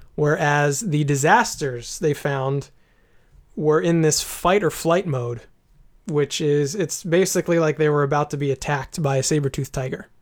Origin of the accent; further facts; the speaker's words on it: United States; as an American